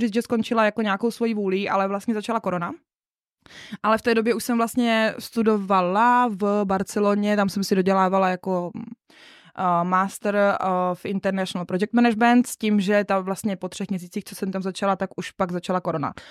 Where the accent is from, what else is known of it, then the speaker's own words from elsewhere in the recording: Moravská Třebová area, Pardubice Region, Czechia; moved away; also born or lived in Trnávka; A já jsem z Moravsko-Třebovská, my tam jsme takový jako nespecifikovaný kraj, nebo kraj, je to prostě pardubický kraj